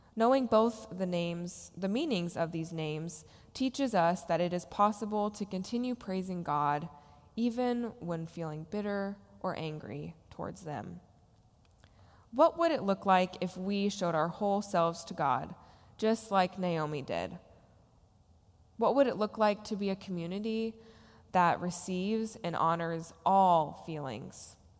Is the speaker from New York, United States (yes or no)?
no; Nebraska, United States; moved away as an adult; also born or lived in New Orleans; I had just moved from my hometown in Nebraska to New Orleans.